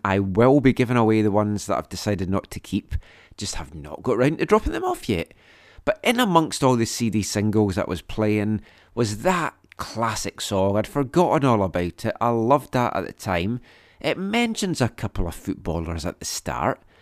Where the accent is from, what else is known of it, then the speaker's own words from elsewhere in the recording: Scotland, United Kingdom; we grew up in Scotland